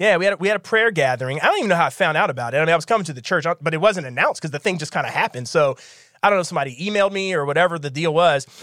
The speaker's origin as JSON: {"language": "English", "town": "Philadelphia", "region": "Pennsylvania", "country": "United States", "tie": "born or raised there", "said": "growing up in Philadelphia"}